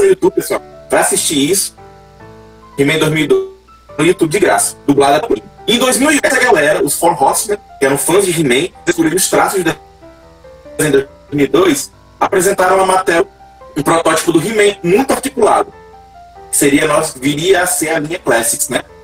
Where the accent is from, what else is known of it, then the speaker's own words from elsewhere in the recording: Icó, Ceará, Brazil; Eu sou de Icó, Ceará, passado do interior do interior do interior.